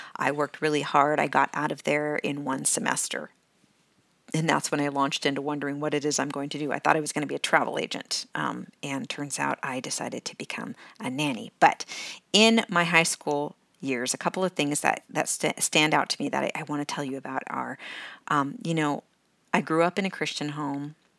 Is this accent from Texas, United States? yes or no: no; California, United States; moved away as an adult; also born or lived in Washington State; I, I was born in Washington State, Um, but I grew up pretty much in California